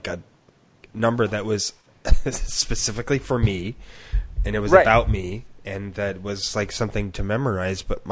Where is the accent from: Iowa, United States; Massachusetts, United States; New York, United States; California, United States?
California, United States; San Joaquin County General; I was born at San Joaquin County General.